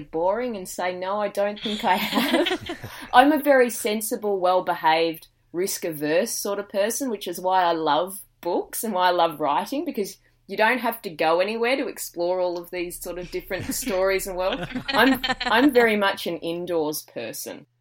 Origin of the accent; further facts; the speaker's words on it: Dandenong Ranges, Victoria, Australia; now in Gold Coast, Australia; I grew up in the Dandenong Ranges